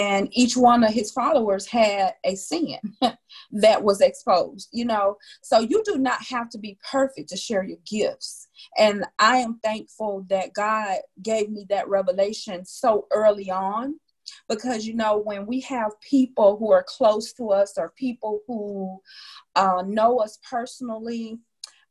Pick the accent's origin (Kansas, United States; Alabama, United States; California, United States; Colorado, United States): Alabama, United States; Wilcox County; moved away; I'm from Wilcox County, Alabama